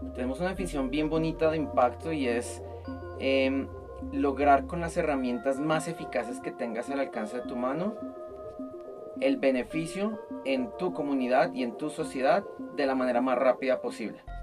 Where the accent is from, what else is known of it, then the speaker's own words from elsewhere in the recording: Colombia; now in Mexico; yo como colombiano en Colombia